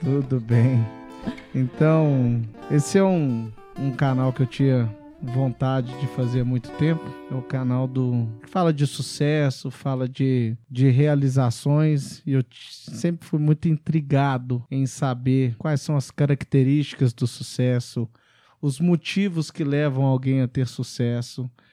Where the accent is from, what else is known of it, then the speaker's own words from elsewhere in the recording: Belo Horizonte, Minas Gerais, Brazil; moved away as an adult; also born or lived in Macon, Georgia, United States / England; Eu, eu também sou de Belo Horizonte, estudamos no Pitágoras, em, no Pitágoras Pampulha